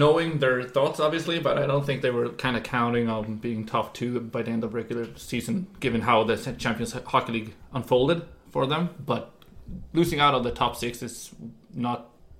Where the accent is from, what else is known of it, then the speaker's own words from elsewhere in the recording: Linköping, Östergötland, Sweden; I've grown up in the town of Linköping, where we're at right now